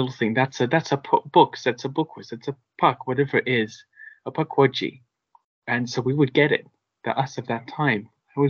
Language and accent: English; Wales, United Kingdom; which is a part of the island I come from, but my family background is Irish. I grew up in Wales